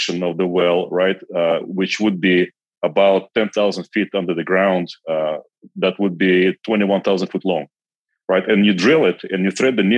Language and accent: English; Kazakhstan; English is a second language; moved away as an adult; also born or lived in Belarus / United States; So I actually grew up in Kazakhstan, and I was there the entire time until I was 21.